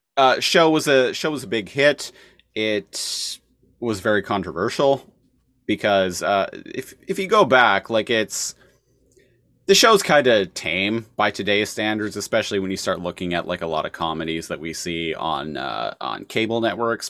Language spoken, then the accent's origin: English; Canada; as a Canadian